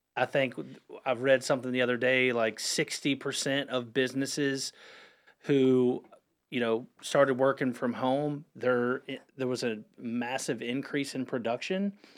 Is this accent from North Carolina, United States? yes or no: yes; Huntersville, North Carolina, United States; I'm a Lake Norman born and raised